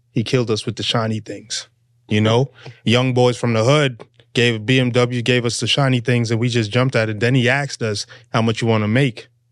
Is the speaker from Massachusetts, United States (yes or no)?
yes; Boston, Massachusetts, United States; moved away; also born or lived in Fort Lauderdale, Florida; I'm from Boston